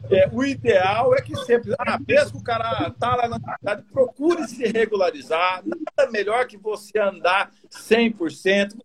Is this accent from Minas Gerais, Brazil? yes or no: no; Acre, Brazil; born there; Eu também fui nascido no Acre